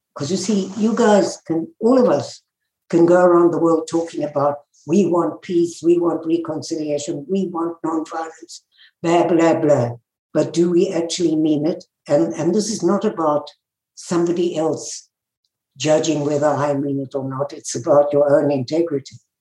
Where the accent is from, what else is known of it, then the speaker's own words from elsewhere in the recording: South Africa; moved away; I was born in South Africa and grew up in the apartheid days